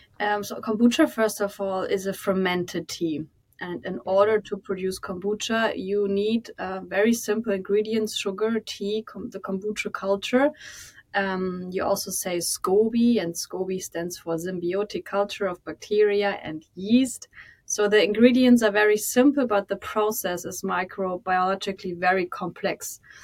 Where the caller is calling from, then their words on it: Hamburg, Germany; Right from Hamburg, most beautiful city in Germany.